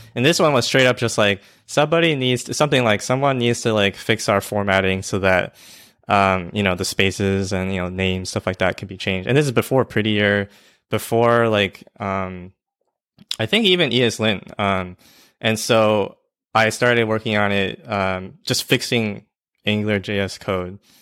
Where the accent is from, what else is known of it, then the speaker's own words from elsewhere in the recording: Georgia, United States; I'm from Georgia